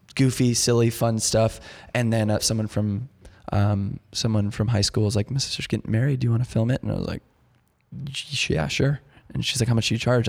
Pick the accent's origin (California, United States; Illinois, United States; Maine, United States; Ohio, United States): Illinois, United States; Chicago; born and raised in Chicago, really the suburbs